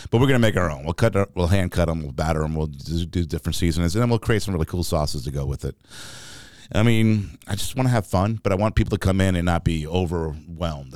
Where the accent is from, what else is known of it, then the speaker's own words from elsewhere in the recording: New York City, New York, United States; also born or lived in Florida / Rome, Georgia / Atlanta, Georgia; now in Augusta, United States; growing up in New York City